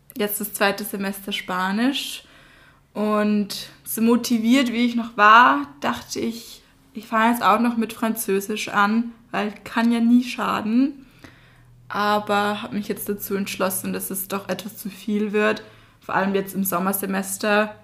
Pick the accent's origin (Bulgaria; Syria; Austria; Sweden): Austria; moved away as an adult; now in Passau, Germany; ich komme ja aus Österreich. Deshalb verzeiht es mir, wenn mein Satzbau mal nicht so richtig ist oder ich mal einen Buchstaben weglasse oder in den Dialekt falle.